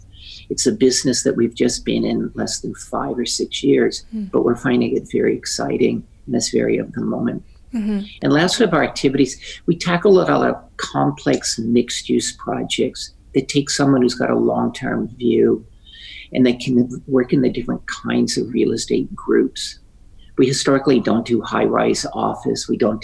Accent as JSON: {"language": "English", "town": "Claremont", "region": "California", "country": "United States", "tie": "born or raised there", "said": "My parents and family moved out here more than 60 years ago. And so we grew up in Claremont and moved here in the mid-1950s."}